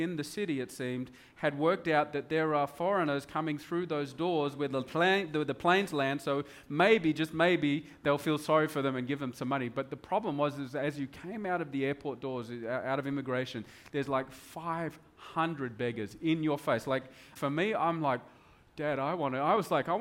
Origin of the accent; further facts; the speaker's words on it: Broome, Western Australia, Australia; moved away; It was the only TV show up in Broome where we grew up.